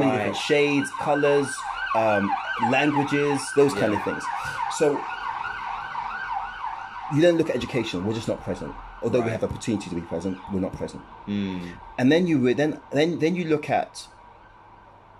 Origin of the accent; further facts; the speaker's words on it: Ghana; moved away; I'm a Ghanaian